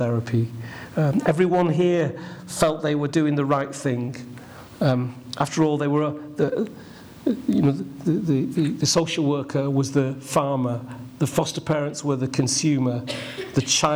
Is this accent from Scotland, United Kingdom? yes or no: no; Ashton-in-Makerfield, North West England, United Kingdom; I grew up in Ashton in Makerfield, the only black in the village, and I loved every minute of it